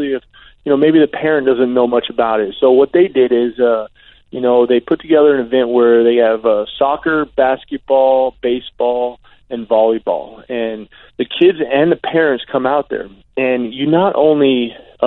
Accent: Arizona, United States; I grew up in Arizona

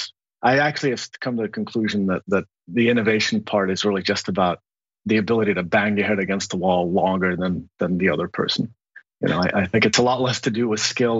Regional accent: Lebanon; moved away; also born or lived in Kabul, Afghanistan; I grew up in the Lebanese War

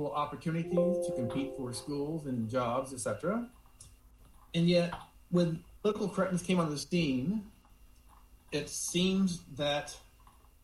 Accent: Houston, Texas, United States; I was born in 1960 in Houston, Texas

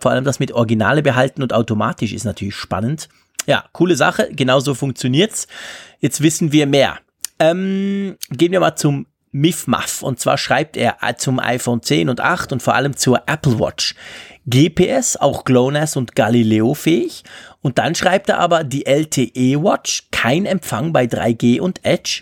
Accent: Switzerland

